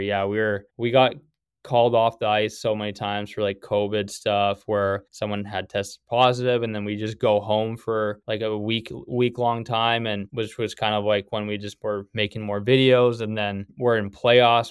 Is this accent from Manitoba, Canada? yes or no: yes; Winkler, Manitoba, Canada; moved away as an adult; also born or lived in Nebraska / Wisconsin; Grew up in Winkler, Manitoba.